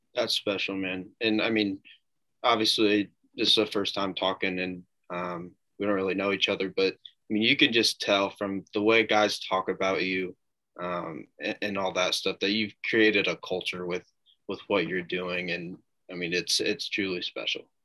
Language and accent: English; Noblesville, Indiana, United States; in my hometown of Noblesville